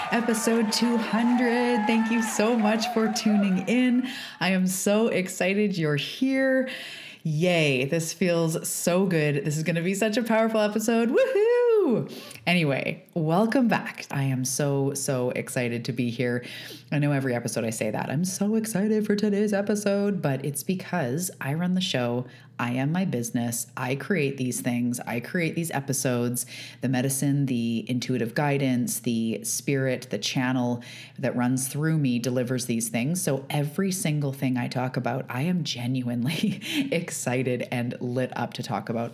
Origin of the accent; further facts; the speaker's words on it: Canada; I am a Canadian. I live on the west coast of Canada on Vancouver Island